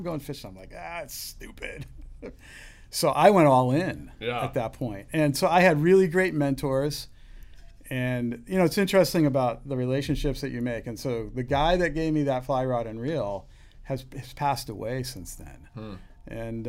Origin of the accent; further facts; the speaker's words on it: East Coast, United States; moved away; I grew up in the East Coast